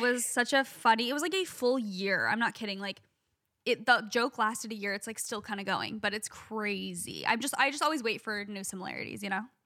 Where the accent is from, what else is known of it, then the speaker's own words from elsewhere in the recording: Phoenix, Arizona, United States; I'm from Phoenix